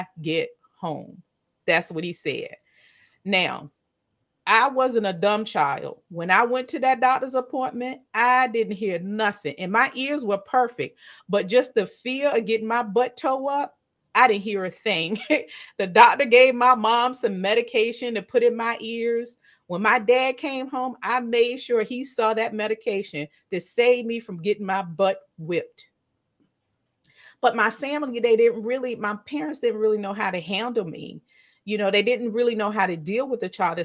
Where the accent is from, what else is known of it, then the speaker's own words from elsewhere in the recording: Virginia, United States; I live in the United States. I'm from Virginia.